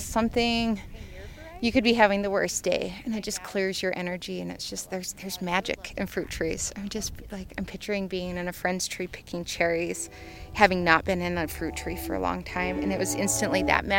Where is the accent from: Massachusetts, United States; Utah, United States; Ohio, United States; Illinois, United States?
Utah, United States; Murray; now in Moab, United States; I grew up in Salt Lake City, but in a town called Murray